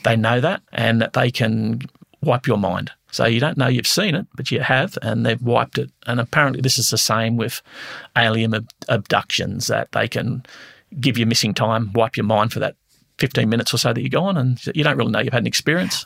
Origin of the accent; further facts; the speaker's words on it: Blackheath, New South Wales, Australia; growing up in Blackheath as a kid, um, we lived in a haunted house